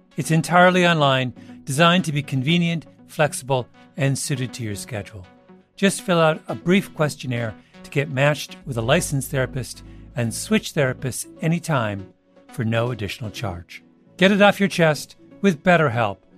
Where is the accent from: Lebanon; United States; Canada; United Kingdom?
Canada; I grew up in Canada in the 1970s